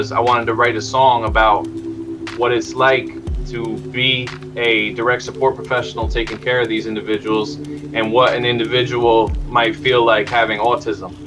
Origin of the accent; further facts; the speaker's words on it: Hudson, New York, United States; born and raised in Hudson, New York. That's upstate.